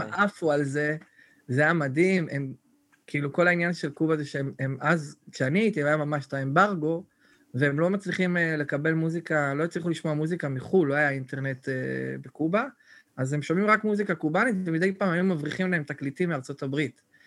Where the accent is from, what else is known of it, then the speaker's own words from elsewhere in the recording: Netanya, Central District, Israel; moved away as an adult; כל החבר'ה מהילדות, כאילו, שאנחנו חבורה, כולם, אולי שניים נשארו בנתניה